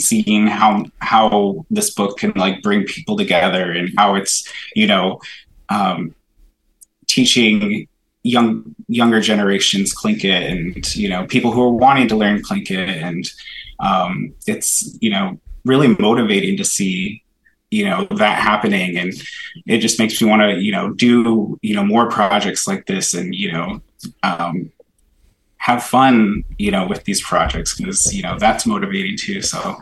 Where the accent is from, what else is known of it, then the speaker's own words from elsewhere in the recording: Ketchikan, Alaska, United States; also born or lived in Sitka, Alaska / Juneau, Alaska / Klawock, Alaska; We grew up in Southeast Alaska. I guess we kind of grew up a little bit all over the place. We're from Ketchikan, but we lived in Sitka, Juneau, and Klawak kind of in the summers.